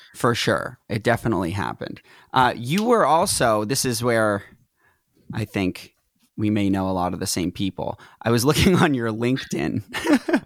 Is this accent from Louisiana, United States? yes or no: no; Reading, Massachusetts, United States; moved away as an adult; also born or lived in Tewksbury, Massachusetts / Salem, Massachusetts; now in Los Angeles, United States; I was raised in Tewksbury until I was very, in, like, third grade. Then I grew up in Reading